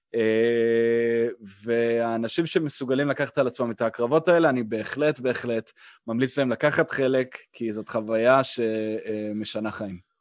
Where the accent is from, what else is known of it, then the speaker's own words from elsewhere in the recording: Israel; also born or lived in Blacksburg, Virginia, United States; בתור ישראלי שנמצא בארגון אמריקאי